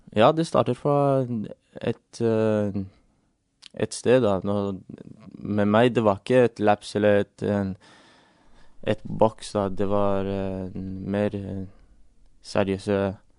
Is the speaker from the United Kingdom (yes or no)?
yes; England, United Kingdom; now in Norway; jeg vokste opp i England